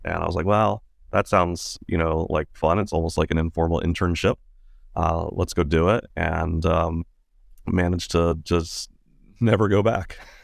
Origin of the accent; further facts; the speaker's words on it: Virginia, United States; now in San Francisco, United States; grew up in Virginia in the kind of a, a remote part of Virginia